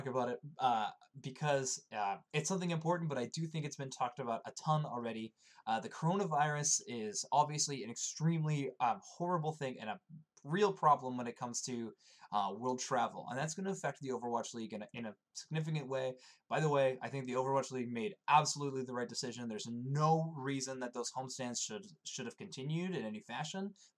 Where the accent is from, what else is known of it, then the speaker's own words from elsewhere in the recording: Canada; I'm Canadian